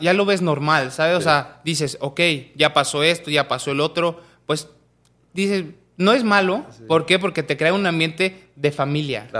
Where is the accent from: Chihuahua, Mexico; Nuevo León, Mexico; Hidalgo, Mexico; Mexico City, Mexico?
Hidalgo, Mexico; Pachuca; yo soy de Pachuca